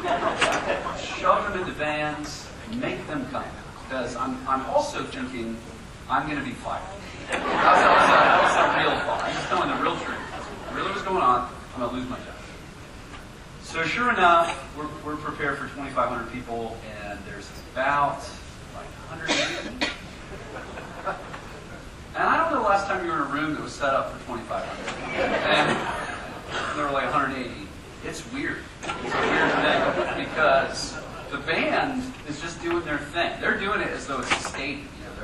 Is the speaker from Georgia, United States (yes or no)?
no; Columbus, Ohio, United States; now in Denver, United States; I'm originally from Columbus, Ohio, home of the Ohio State University.